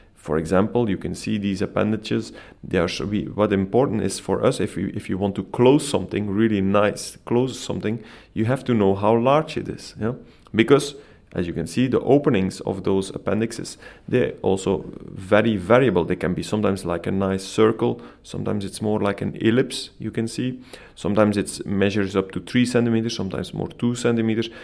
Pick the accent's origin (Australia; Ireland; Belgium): Belgium; moved away as an adult; now in Copenhagen, Denmark; I'm originally coming from Belgium